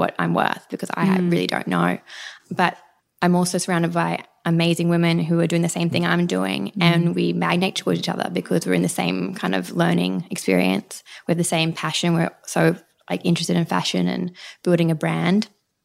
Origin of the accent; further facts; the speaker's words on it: Brisbane, Queensland, Australia; moved away as an adult; now in Sydney, Australia; I grew up in Brisbane and I moved to Sydney when I was 21